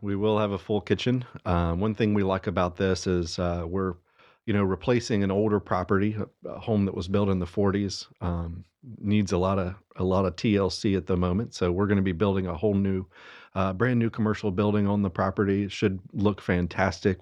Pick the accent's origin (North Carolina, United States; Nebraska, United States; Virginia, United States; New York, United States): North Carolina, United States; Statesville; also born or lived in Hickory, North Carolina; now in Cornelius, United States; I grew up in Statesville. Uh, lived there till I was eighteen.